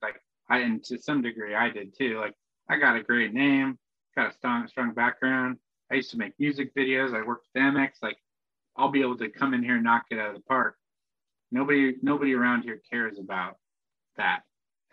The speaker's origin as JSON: {"language": "English", "town": "Spokane", "region": "Washington", "country": "United States", "tie": "born or raised there", "moved": "yes", "lives_now": "New York, United States", "said": "I grew up in Spokane"}